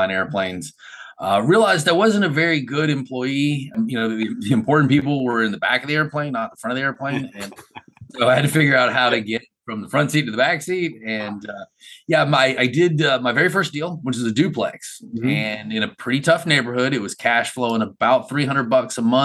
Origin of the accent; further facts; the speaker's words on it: Macon, Georgia, United States; I'm from Macon, Georgia.